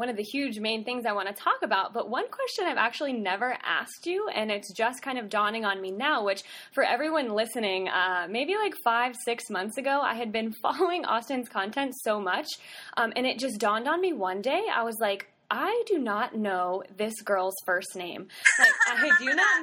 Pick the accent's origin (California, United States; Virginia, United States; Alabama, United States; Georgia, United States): Virginia, United States; Southern; I grew up in Southern Virginia